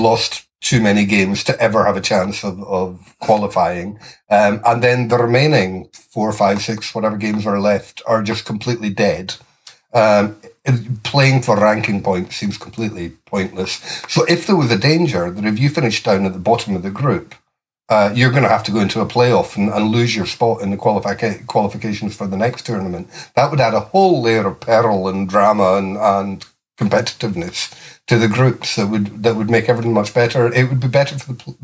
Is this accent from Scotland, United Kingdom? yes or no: yes; Perth, Scotland, United Kingdom; moved away as an adult; now in Manchester, United Kingdom; I grew up in Perth